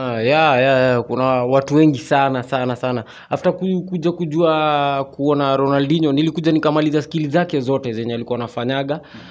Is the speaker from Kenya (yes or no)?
yes; Nanyuki, Laikipia County, Kenya; now in Nairobi, Kenya; nimezaliwa mji wa nanyuki mm-hmm. ya kule nanyuki kule baridi kule huko ndio nimezaliwa so ya nikaja hapa hivi nairobi